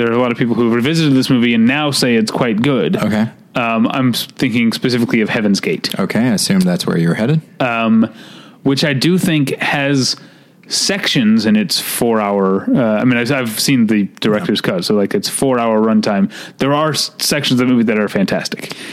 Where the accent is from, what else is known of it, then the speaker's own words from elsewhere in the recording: Missouri, United States; your home state of Missouri. Again, my home state of Missouri.